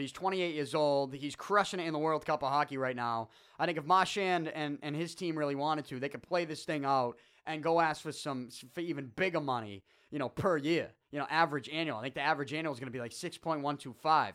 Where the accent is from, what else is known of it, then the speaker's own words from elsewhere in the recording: United States; I'm American